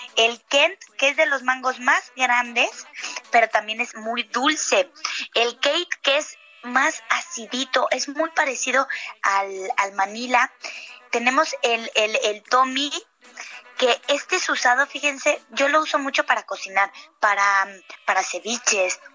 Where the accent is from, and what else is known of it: Mexico